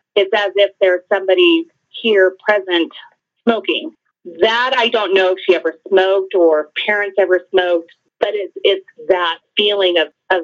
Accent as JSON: {"language": "English", "region": "Colorado", "country": "United States", "said": "I'm from Colorado"}